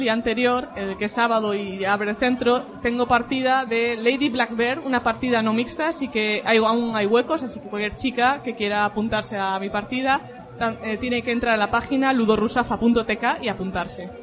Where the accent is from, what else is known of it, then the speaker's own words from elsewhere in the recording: Galicia, Spain; accent: Galician; tener acento gallego porque soy de Galicia